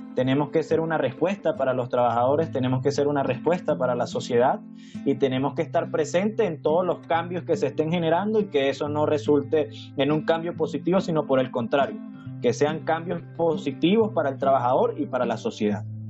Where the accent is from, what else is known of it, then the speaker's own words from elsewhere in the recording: Mérida, Venezuela; de Venezuela, de Mérida específicamente, de los Andes venezolanos